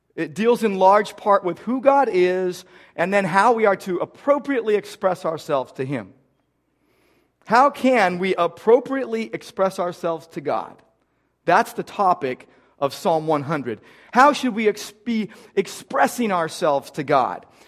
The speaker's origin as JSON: {"language": "English", "country": "United States", "tie": "born or raised there", "said": "I grew up in America"}